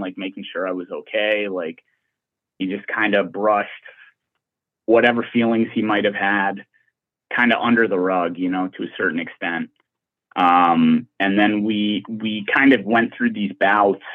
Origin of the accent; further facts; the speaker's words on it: Glendale, California, United States; I was born in Glendale, California